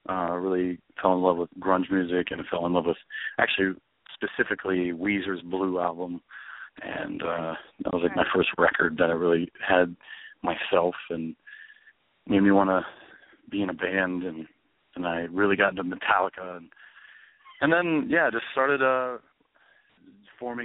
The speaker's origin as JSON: {"language": "English", "town": "Salem", "region": "Ohio", "country": "United States", "tie": "born or raised there", "said": "I grew up in Salem, which is near Youngstown"}